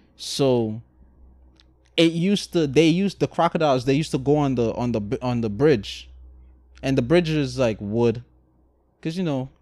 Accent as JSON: {"language": "English", "country": "Guyana", "tie": "born or raised there", "moved": "yes", "said": "I was raised in Guyana."}